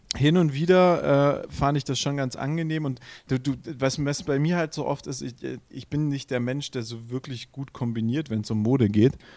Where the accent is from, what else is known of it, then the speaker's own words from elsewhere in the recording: Swabia, Baden-Württemberg, Germany; für mich als Schwabe